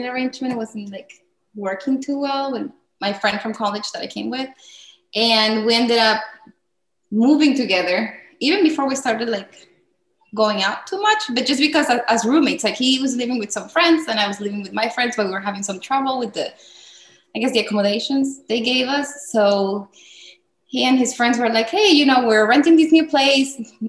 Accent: Peru; English is a second language; moved away as an adult; now in United States; I came from Peru.

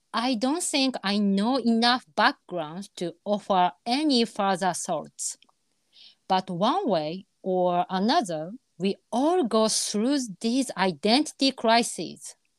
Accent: Japan; 私たちもそのいわゆるまあ日本に生まれてね日本で育って

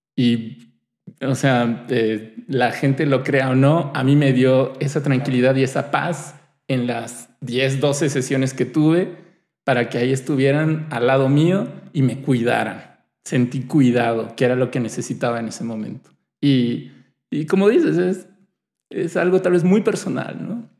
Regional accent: Mexico; somos un país que, tenemos el Día de Muertos

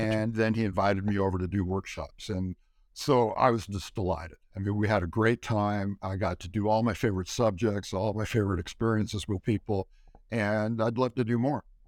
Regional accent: California, United States; I grew up in California

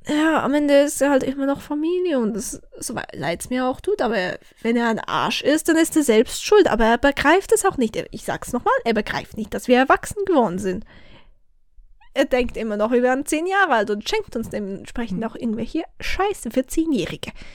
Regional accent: Switzerland; accent: Swiss German; first language Swiss German; Ich bin so ein Schweizerdeutsch-Noob. Dabei ist das Muttersprache

